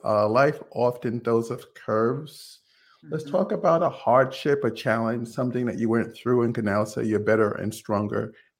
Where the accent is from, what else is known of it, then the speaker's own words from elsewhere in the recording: New York, United States; I grew up in New York